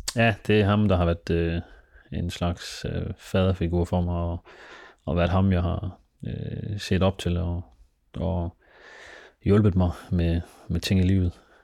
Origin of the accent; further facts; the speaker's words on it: Denmark; jeg er født og opvokset i Danmark